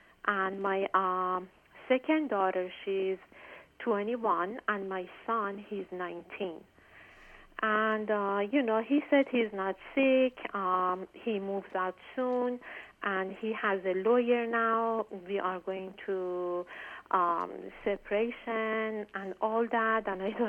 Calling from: Washington, District of Columbia, United States; I'm calling from Washington, D.C.

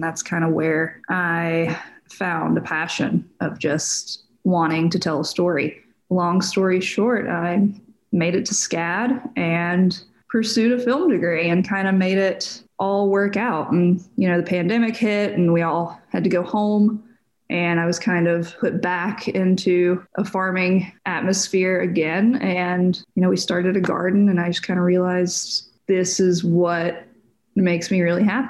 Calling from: Columbus, Georgia, United States; I am from right now Columbus, Georgia. So southwest, right near Alabama.

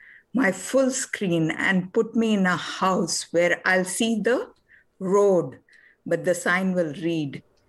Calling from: Boston, Massachusetts, United States; From Boston.

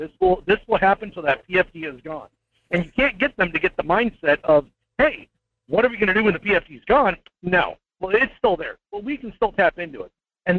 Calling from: Fairbanks, Alaska, United States; I'm calling from Fairbanks, Alaska.

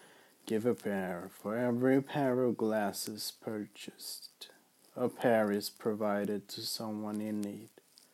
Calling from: Sweden; I'm calling from Sweden.

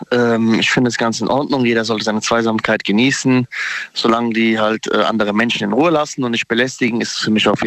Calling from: Darmstadt, Hesse, Germany; Äh, ich komme aus Darmstadt

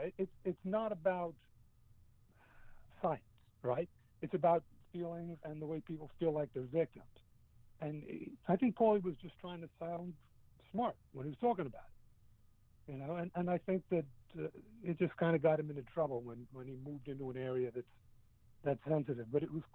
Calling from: New Jersey, United States; from New Jersey.

